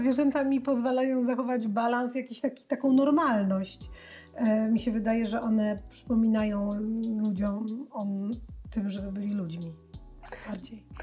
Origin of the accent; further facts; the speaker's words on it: Białystok, Podlaskie Voivodeship, Poland; ja pochodzę z, z Białego Stoku, pod Białym Stokiem, e, w Wasilkowie